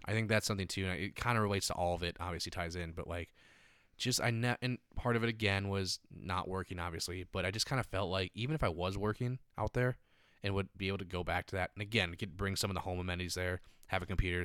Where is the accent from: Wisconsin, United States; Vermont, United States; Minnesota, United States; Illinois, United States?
Minnesota, United States; Stillwater; moved away; also born or lived in Santa Monica / Venice / Manhattan Beach; I'm from Stillwater, a very tourist-driven, like, experience kind